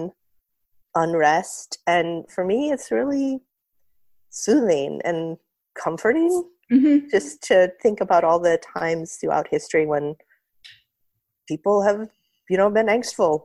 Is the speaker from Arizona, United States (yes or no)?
yes; Tucson, Arizona, United States; I grew up in Tucson, Arizona